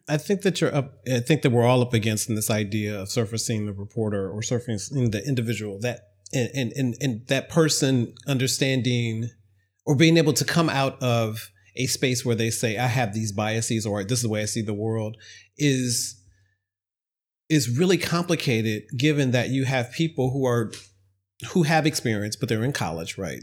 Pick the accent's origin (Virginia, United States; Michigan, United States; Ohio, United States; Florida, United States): Ohio, United States; I was an intern at a local television news station when I was growing up in Ohio